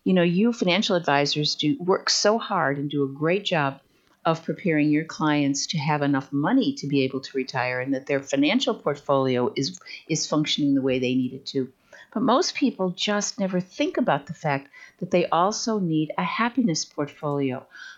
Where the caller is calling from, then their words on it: Huntsville, Alabama, United States; also born or lived in Naples, Florida; From Huntsville, Alabama. Now, that's a long story, but I lived in Naples, Florida for 31 years